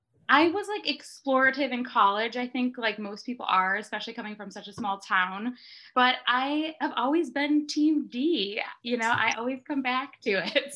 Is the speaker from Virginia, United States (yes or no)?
no; Wisconsin, United States; also born or lived in Green Bay, Wisconsin; now in Austin, United States; I was born in Green Bay, Wisconsin. I grew up in a super rural little town in Wisconsin. So Austin feels like the big bad city.